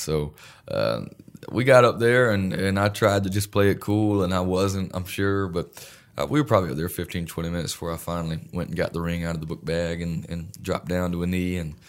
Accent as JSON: {"language": "English", "region": "North Carolina", "country": "United States", "said": "I'm from North Carolina"}